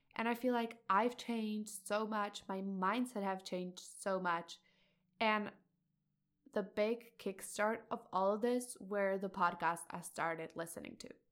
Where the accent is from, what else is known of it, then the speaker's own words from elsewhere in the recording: Czechia; I'm a high school student, and I'm from Czech Republic